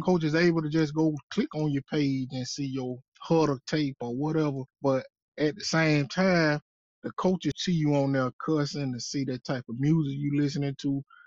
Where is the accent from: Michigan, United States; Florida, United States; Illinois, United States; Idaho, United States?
Florida, United States; Quincy; I grew up in Quincy, Florida